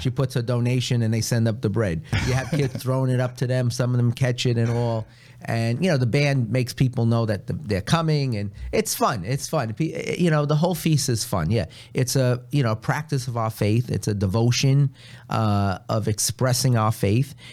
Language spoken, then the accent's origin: English; New York City, New York, United States; I grew up in Long Island City.